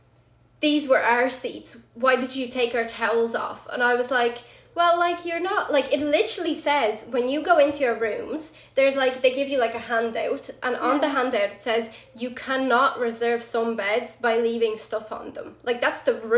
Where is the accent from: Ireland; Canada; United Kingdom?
Ireland; I am from Ireland.